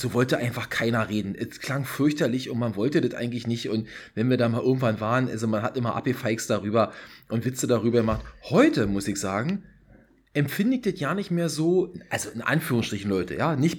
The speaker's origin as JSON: {"language": "German", "region": "Berlin", "country": "Germany", "tie": "born or raised there", "accent": "Berlin dialect", "said": "Ich bin in Berlin-Friedrichshain geboren."}